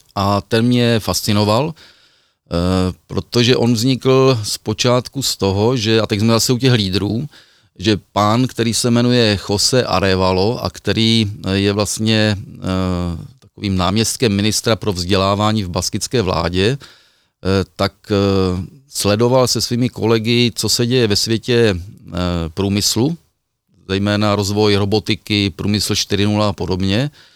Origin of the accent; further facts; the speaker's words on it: Ostrava, Moravian-Silesian Region, Czechia; u nás v Ostravě na Třinecku